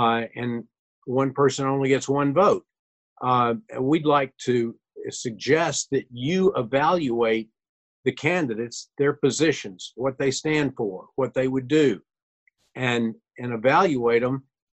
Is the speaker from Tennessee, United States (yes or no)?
yes; Nashville, Tennessee, United States; the Nashville I grew up in had a small town feel to it.